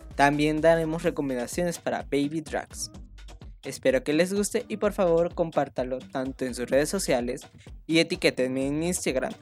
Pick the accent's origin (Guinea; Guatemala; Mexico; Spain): Mexico; Michoacán; now in Zapopan, Mexico; yo soy originaria de Michoacán y en estos momentos vivo en Zapopan, o mejor dicho en Guadalajara